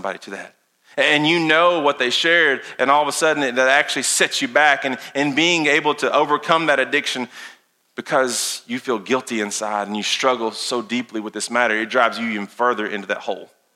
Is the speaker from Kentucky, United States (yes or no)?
yes; Lincoln County, Casey County, Garrard County, Boyle County, Kentucky, United States; we grew up around here in Lincoln County, Casey County, Garrett County, Bull County